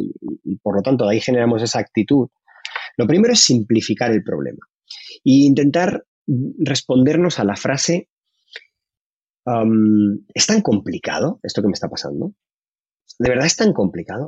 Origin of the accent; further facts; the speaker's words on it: Madrid, Community of Madrid, Spain; yo soy de Carabanchel